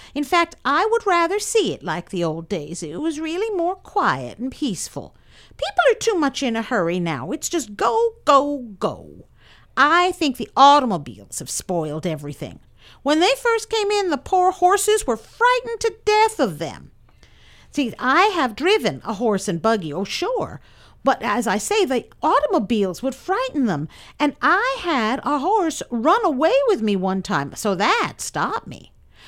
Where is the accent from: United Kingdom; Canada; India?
Canada; Quebec; moved away as an adult; now in Fort Bragg, United States; I've lived in this area since 1915. We came from Quebec, Canada. I was 18.